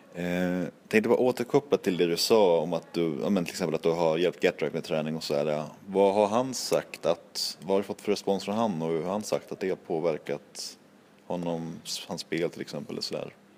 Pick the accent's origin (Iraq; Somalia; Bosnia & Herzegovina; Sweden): Sweden; Norrland; jag var från Norrland